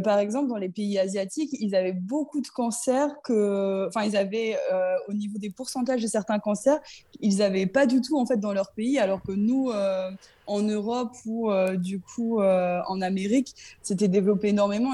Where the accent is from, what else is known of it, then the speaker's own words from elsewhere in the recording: Saint-Omer, Hauts-de-France, France; also born or lived in Lesquin, near Lille; J'étais en fait, moi, dans le club de Saint-Omer, parce que j'habitais du coup bah, à Saint-Omer